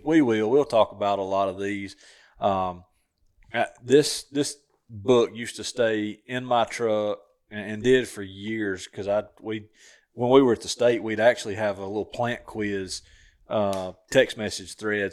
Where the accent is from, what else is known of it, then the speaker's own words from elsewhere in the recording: Southern Tennessee, United States; where I grew up hunting in Southern Tennessee